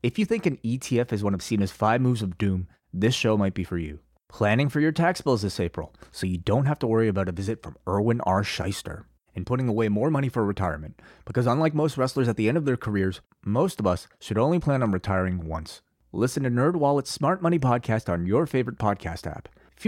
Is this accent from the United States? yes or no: no; Canada; It's great being Canadian.